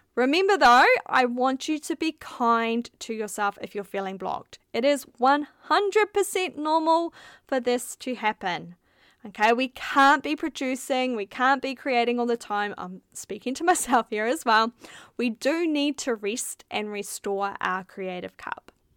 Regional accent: New Zealand; moved away as an adult; now in Melbourne, Australia; We're from New Zealand, where there was four million

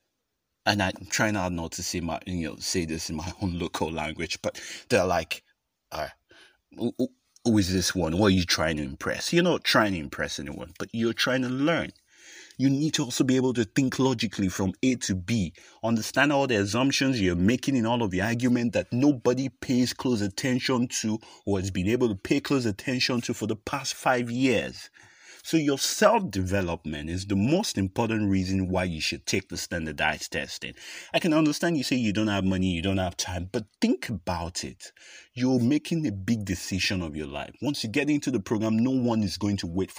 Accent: Nigeria; first language English; If you're like me and you've gone to a Nigerian public university

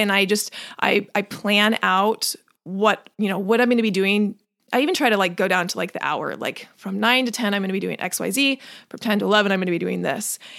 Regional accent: Washington, United States; also born or lived in North Carolina; now in California, United States; I grew up in Washington

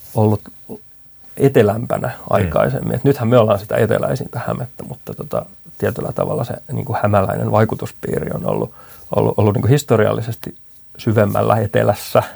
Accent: Riihimäki, Kanta-Häme, Finland; born or raised there; moved away as an adult; also born or lived in Helsinki metropolitan area

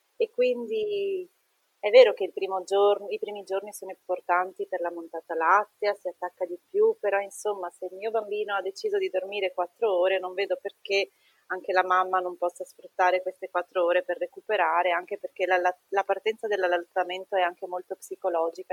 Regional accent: Treviso, Veneto, Italy; now in Trieste, Italy

